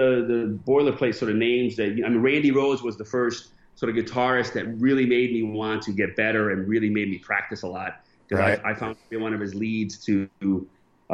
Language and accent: English; Connecticut, United States; moved away as an adult; also born or lived in Bridgeport / Stamford; now in Cyprus; I'm from Connecticut as well.